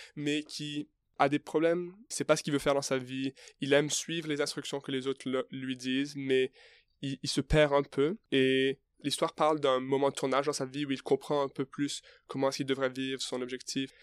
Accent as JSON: {"language": "French", "country": "Canada", "moved": "yes", "said": "moi, je suis canadien, alors j'ai jamais passé de temps en France"}